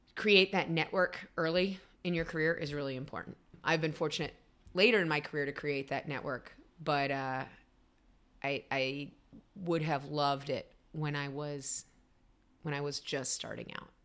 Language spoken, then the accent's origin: English; Raleigh, North Carolina, United States; moved away; also born or lived in Illinois / Denver, Colorado; I grew up in Raleigh.